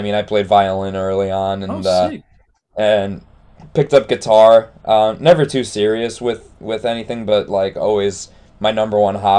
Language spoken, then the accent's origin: English; Rhode Island, United States; moved away as an adult; now in Seattle area, United States; I moved out here 3 years ago, but I grew up in Rhode Island, which is on the East Coast.